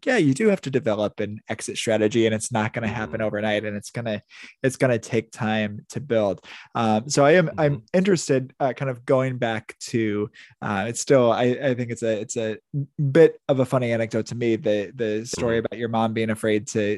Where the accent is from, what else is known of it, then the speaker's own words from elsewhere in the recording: Indiana, United States; moved away as an adult; also born or lived in Wisconsin / Chicago suburbs, Illinois; now in Florida, United States; I was born and raised in Indiana, went to grad school in Wisconsin, lived in the suburbs of Chicago for a while. Now I live in Florida